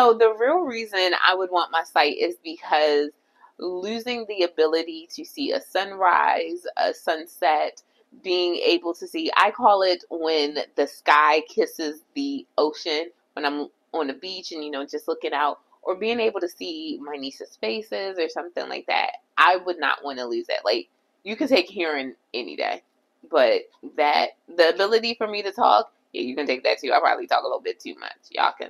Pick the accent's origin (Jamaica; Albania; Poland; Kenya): Jamaica; I'm also Jamaican and black.